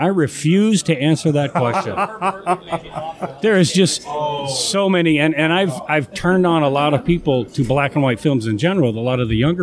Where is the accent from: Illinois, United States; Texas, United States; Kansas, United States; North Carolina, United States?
Illinois, United States; Chicago; I'm from the Chicagoland area, so it's going to be Svengoolie. I grew up watching him back in the day